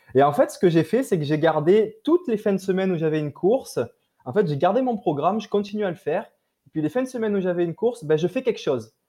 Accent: France; accent: French; moved away as an adult; now in Quebec, Canada; mon accent français me trahit, mais voilà, donc je suis d'origine euh, de France. Je suis installé au Québec depuis euh, environ 6 ans et demi

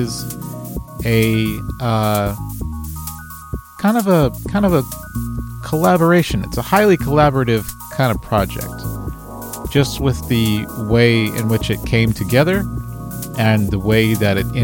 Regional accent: Dallas, Texas, United States; I'm from Dallas, Texas, and I make music

